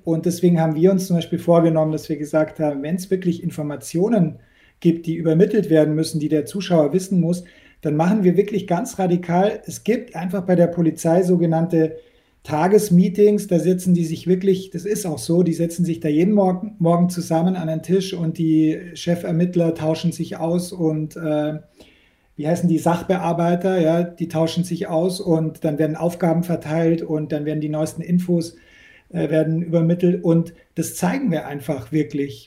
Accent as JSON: {"language": "German", "area": "Munich, near the Austrian border", "region": "Bavaria", "country": "Germany", "tie": "born or raised there", "said": "ich bin an der Grenze zu Österreich aufgewachsen"}